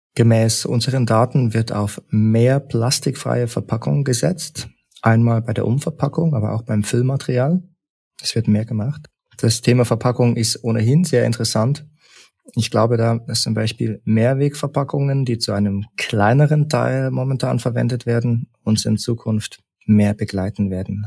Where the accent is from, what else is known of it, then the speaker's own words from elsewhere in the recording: Leipzig, Saxony, Germany; also born or lived in Berlin / St. Gallen; now in Bern, Switzerland; Ich bin ursprünglich aus Leipzig und bin über einen Umweg in Berlin nach St. Gallen gekommen